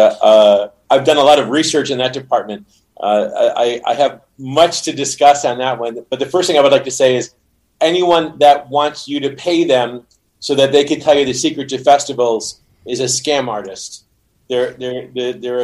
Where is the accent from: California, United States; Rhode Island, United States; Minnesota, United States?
Rhode Island, United States; I am from Rhode Island.